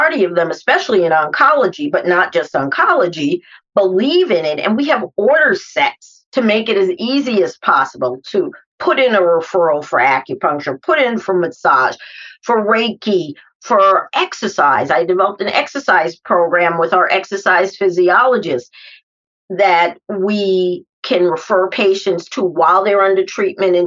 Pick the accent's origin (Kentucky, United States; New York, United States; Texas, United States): New York, United States; New York City; now in Detroit, United States; As a New Yorker